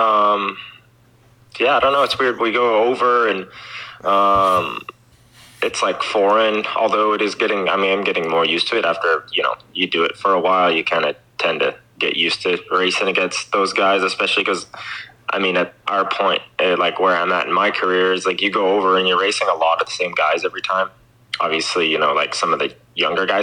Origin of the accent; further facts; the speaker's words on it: Canada; I'm the Canadian, one of the top dogs in Canada